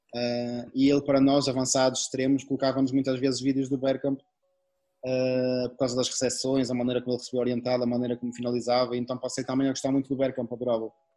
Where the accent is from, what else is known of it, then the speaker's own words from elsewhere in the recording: Portugal; moved away; sendo, sendo, português